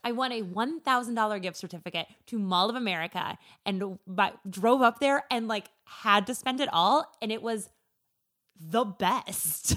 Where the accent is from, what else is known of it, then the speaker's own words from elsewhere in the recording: rural Minnesota, United States; I am from rural Minnesota. I am from my mallest town